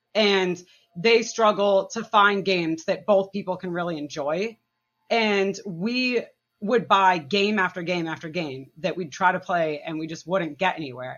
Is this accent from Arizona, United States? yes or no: no; Massachusetts, United States; now in New Hampshire, United States; I'm from Massachusetts originally